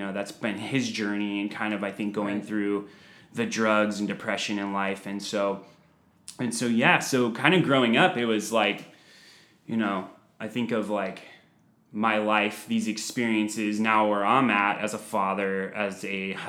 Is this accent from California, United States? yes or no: yes; San Diego, California, United States; I'm 36 years old, born and raised in San Diego